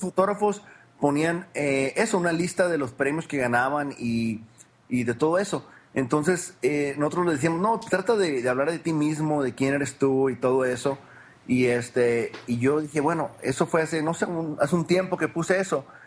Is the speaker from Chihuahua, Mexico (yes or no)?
no; Culiacán, Sinaloa, Mexico; now in United States; yo nací en Culicán, Sinaloa. Es el noroeste de México